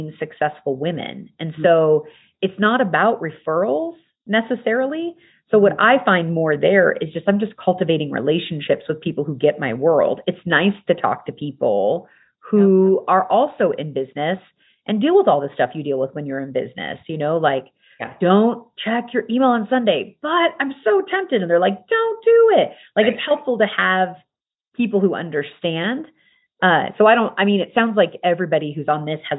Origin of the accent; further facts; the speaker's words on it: United States; I am American, raised in the culture of America